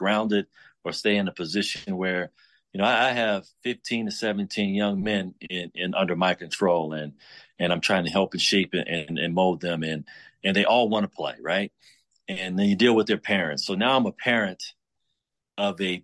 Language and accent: English; Chicago, Illinois, United States; moved away; growing up in Chicago